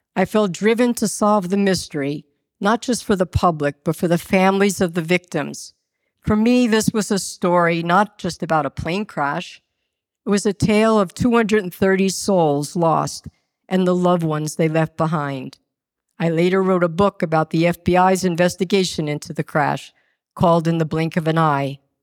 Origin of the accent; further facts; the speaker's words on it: Westbury, New York, United States; also born or lived in Roslyn, New York; I was born on Long Island in Roslyn and grew up in Westbury